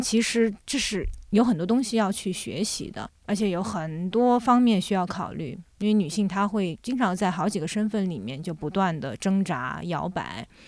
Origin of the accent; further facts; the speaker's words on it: Jiangsu, China; also born or lived in Shanghai / France; now in Beijing, China; 后来我从上海跟着我父母又回到了我奶奶，爷爷奶奶家。我爷爷奶奶家其实就是在江苏的一个，呃，小村庄里面